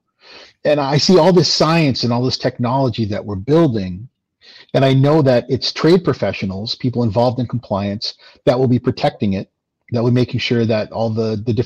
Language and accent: English; Lubbock, Texas, United States; now in New Hampshire, United States; I'm a Texan man. I was born in Lubbock